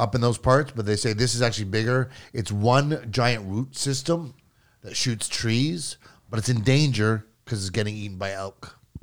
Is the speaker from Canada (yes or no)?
yes; Canada; me being Canadian